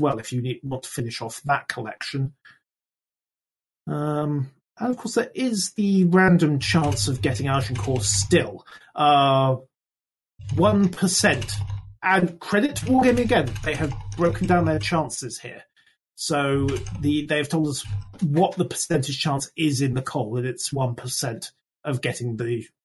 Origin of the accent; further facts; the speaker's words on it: United Kingdom; I am British